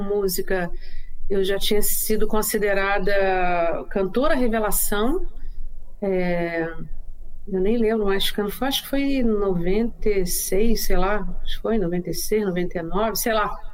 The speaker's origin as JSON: {"language": "Portuguese", "town": "Niterói", "region": "Rio de Janeiro", "country": "Brazil", "also_born_or_lived": "Nova Friburgo, Brazil", "moved": "yes", "lives_now": "Florianópolis, Brazil", "said": "eu não sou de Friburgo, sou de Niterói"}